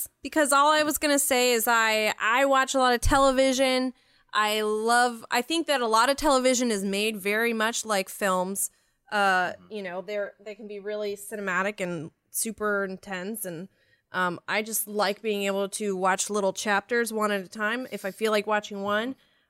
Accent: Canada; I'm Canadian.

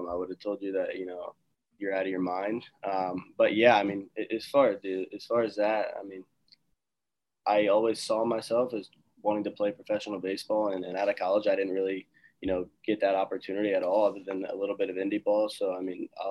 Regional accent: right outside of Atlantic City, New Jersey, United States; also born or lived in Staten Island; I'm actually from South Jersey, so I was a Phillies fan growing up.

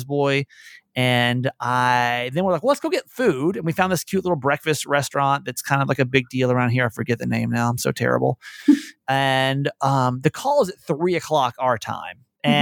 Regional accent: California, United States; We're from California.

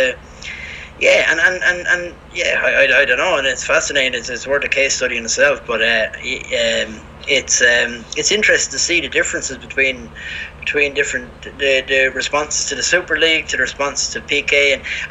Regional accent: Ireland; now in Spain; I'm from Ireland

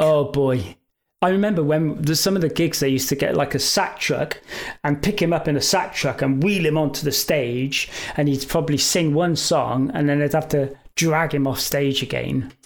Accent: England, United Kingdom; we're from England.

